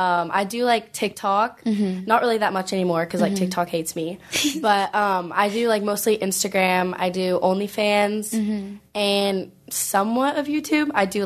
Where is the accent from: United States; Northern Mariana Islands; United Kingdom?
United States; Huntington Beach, California; also born or lived in Los Angeles; So I moved back, like, to my hometown, which is in Huntington.